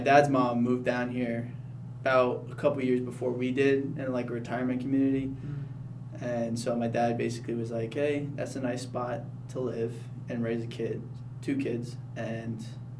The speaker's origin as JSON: {"language": "English", "town": "Wilmington", "region": "North Carolina", "country": "United States", "tie": "born or raised there", "also_born_or_lived": "New Jersey", "said": "So, I was born in New Jersey, and I moved down to Wilmington when I was a little kid. I was probably like 4 or 5. So I grew up most of my life on the beach"}